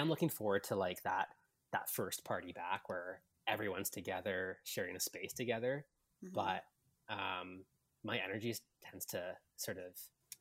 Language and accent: English; Vancouver, British Columbia, Canada; moved away as an adult; now in Toronto, Canada; I was born and raised in Vancouver, actually. So I'm a West Coast guy